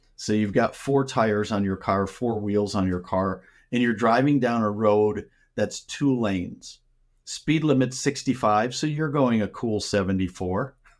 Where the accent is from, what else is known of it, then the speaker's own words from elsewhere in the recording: Minnesota, United States; moved away as an adult; now in Arizona, United States; I grew up in Minnesota, and I spent half my life there